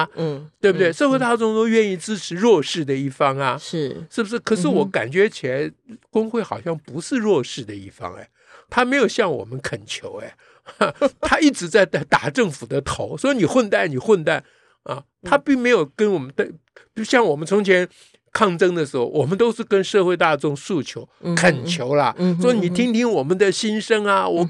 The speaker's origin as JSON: {"language": "Chinese", "country": "Taiwan", "said": "你中国人，我台湾人"}